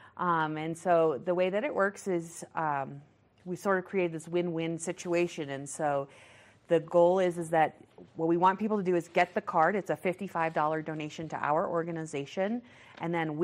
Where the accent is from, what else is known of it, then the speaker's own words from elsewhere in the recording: Maine, United States; now in Vail Valley, Colorado, United States; I'm from Maine, so my godsons are back there